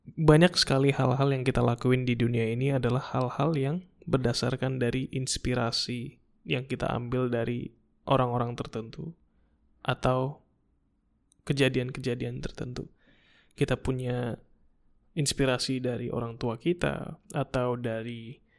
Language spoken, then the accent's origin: Indonesian; Indonesia; kita datang dari Indonesia